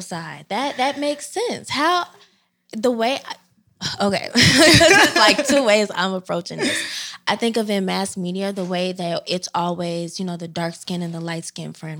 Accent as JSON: {"language": "English", "town": "Chicago", "region": "Illinois", "country": "United States", "moved": "as an adult", "lives_now": "Philadelphia, United States", "said": "I hail from South Side of Chicago. Um, I'm Chi Town all the way"}